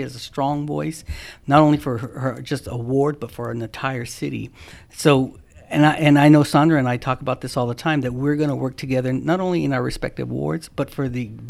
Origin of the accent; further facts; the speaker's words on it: San Bernardino, California, United States; I'm born and raised in San Bernardino in Meadowbrook, and I'm proud of it, and I still live there. We were poor.